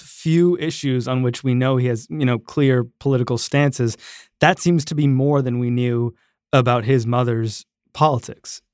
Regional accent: Canada; I grew up in Canada

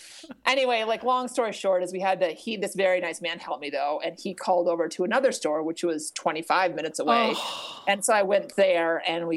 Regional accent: Minnesota, United States; now in Colorado, United States; it was more convenient for me to learn to ski in Minnesota

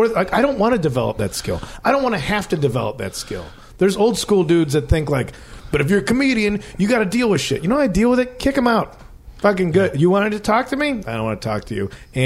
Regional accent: Chicago, Illinois, United States; I'm actually from Chicago.

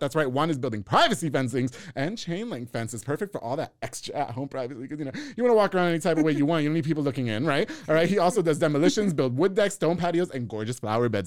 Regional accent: New York, United States; also born or lived in Hewitt, Texas; now in Waco, United States; I'm from New York, so I only knew you, New York and then living in Hewitt.

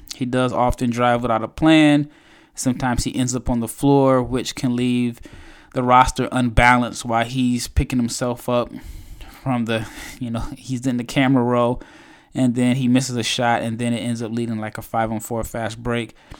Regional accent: United States; I'm obviously an American

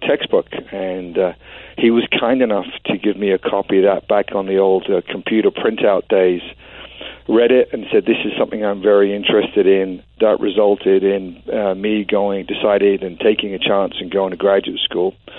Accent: London, United Kingdom; moved away as an adult; now in Oregon, United States; I grew up in West London

